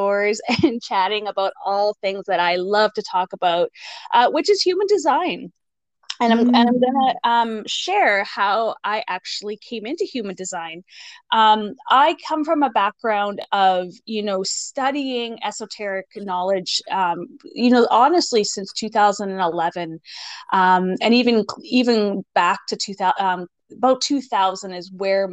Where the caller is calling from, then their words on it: Moose Jaw, Saskatchewan, Canada; I am calling from Moose Jaw, Saskatchewan, Canada